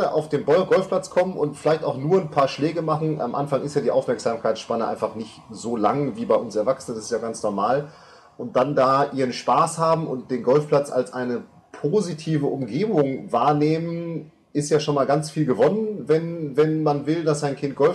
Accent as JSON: {"language": "German", "town": "Münster", "region": "North Rhine-Westphalia", "country": "Germany", "tie": "born or raised there", "said": "also ich komme ursprünglich aus Münster"}